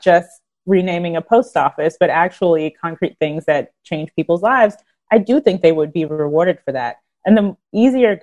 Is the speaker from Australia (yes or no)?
no; North Carolina, United States; I'm from North Carolina